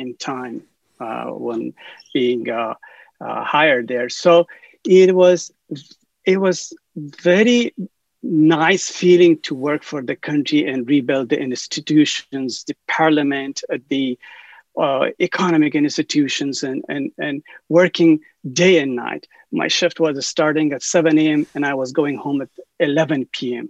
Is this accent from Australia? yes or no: no; Afghanistan; moved away as an adult; now in United States; as an Afghan who was born in Afghanistan, raised in war